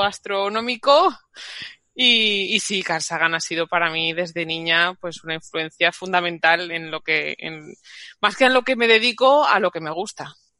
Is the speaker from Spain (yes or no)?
yes; Madrid, Community of Madrid, Spain; en mi Madrid natal, que yo soy de Madrid